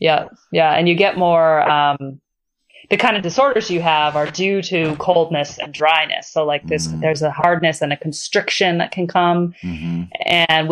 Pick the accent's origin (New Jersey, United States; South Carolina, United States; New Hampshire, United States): New Hampshire, United States; Growing up in New Hampshire.